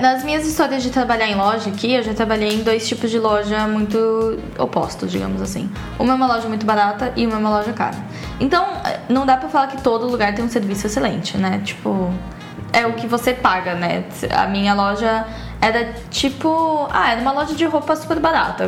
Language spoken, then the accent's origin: Portuguese; Brazil; moved away; como brasileiro